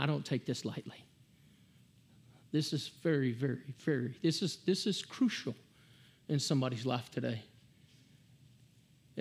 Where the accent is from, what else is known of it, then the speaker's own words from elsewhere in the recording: Hamilton, Texas, United States; I grew up in Hamilton, Texas